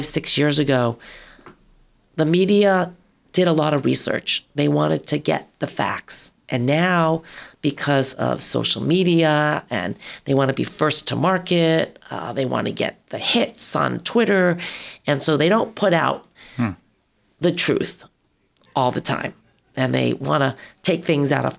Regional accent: Long Island, New York, United States; also born or lived in San Francisco; now in California, United States; I grew up on Long Island, lived in San Francisco

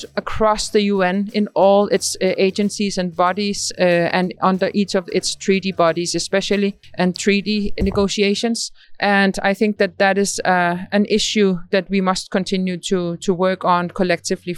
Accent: Greenland; I'm from Greenland

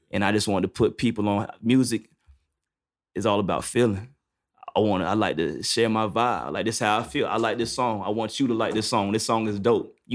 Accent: New York, United States; No, nah, I'm from New York.

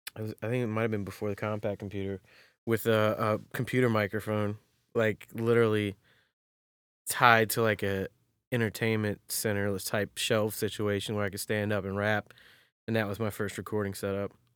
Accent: Maryland, United States; also born or lived in North Carolina; I was born in North Carolina and then in sixth grade moved to Maryland

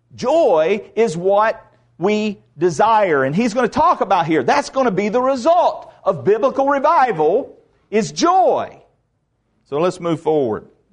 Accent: the South, United States; I'm Southerner

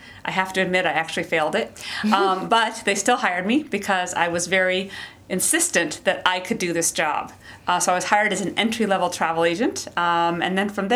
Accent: Spokane, Washington, United States; moved away as an adult; also born or lived in East Coast; I was born and raised in Spokane, Washington

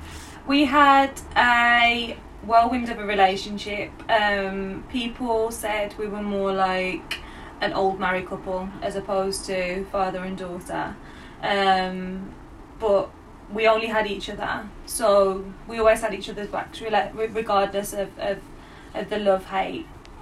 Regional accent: Dudley, West Midlands, United Kingdom; I'm from originally the Priory Estate in Dudley.

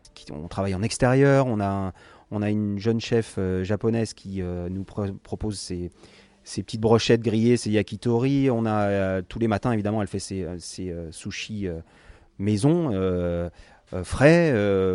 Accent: France; on est français

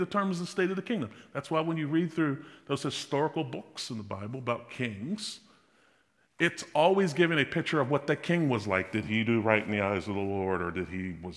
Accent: United States; I'm American

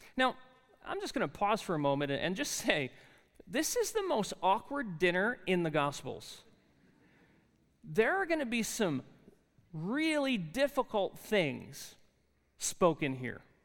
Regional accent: New Jersey, United States; accent: really thick accent; moved away as an adult; And I said, "New Jersey."

